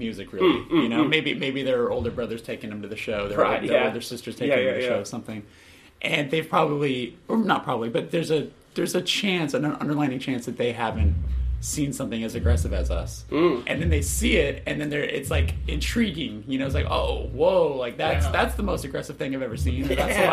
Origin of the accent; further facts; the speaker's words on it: Burbank, California, United States; also born or lived in Glendale, California; I grew up in Burbank, California, which is L.A.